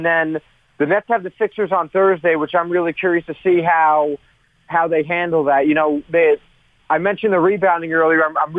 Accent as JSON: {"language": "English", "town": "Westfield", "region": "New Jersey", "country": "United States", "tie": "born or raised there", "said": "I was born in Summit, New Jersey, and I have grown up in Union County my whole life, Westfield. And I went to high school in Middlesex."}